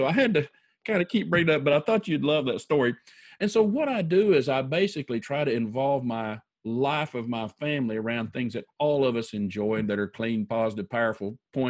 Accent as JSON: {"language": "English", "region": "Oklahoma", "country": "United States", "said": "yes, we're from Central United States, Oklahoma."}